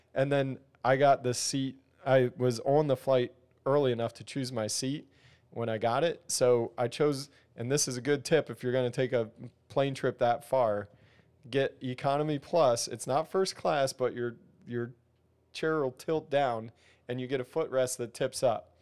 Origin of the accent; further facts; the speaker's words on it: near Philadelphia, Pennsylvania, United States; now in Ohio, United States; I grew up near there, but I live in Ohio now.